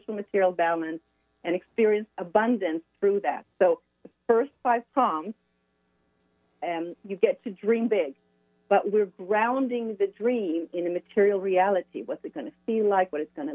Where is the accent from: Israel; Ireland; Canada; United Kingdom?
Israel; moved away as an adult; also born or lived in France / Sweden; now in Sonoma County, California, United States; I was born and raised in Israel